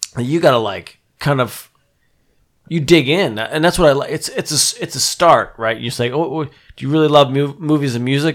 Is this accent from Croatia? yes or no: no; New Jersey, United States; moved away as an adult; now in San Francisco, United States; I'm from New Jersey